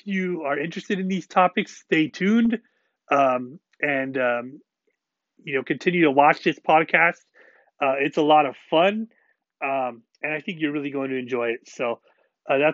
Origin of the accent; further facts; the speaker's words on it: Washington, United States; I'm from Washington State